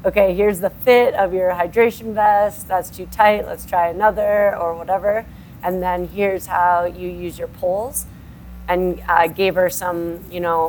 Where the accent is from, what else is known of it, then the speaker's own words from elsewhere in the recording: Minnesota, United States; now in Colorado, United States; We're both from Minnesota